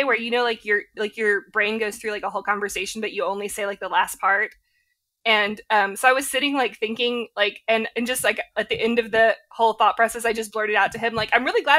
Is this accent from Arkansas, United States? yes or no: yes; Little Rock, Arkansas, United States; both of us growing up in Little Rock